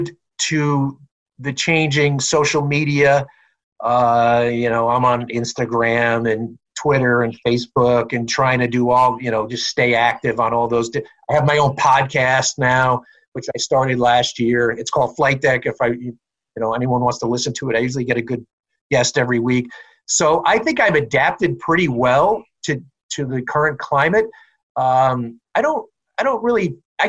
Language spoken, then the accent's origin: English; Long Island, New York, United States; I was a Jet fan as a kid growing up on Long Island